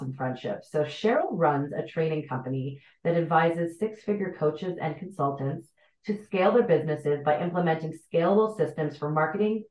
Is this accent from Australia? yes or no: no; the Prairies, Canada; I'm from the prairies.